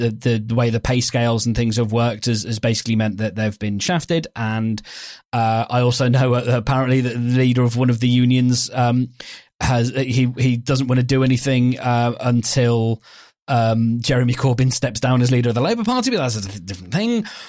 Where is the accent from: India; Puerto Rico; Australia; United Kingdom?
United Kingdom; England; But I'm obviously English, though